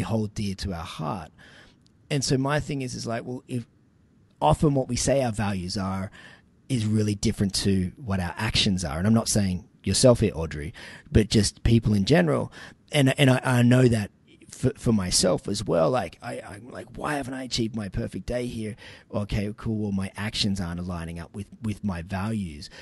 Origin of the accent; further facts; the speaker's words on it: Sydney, New South Wales, Australia; moved away; I'm originally from Sydney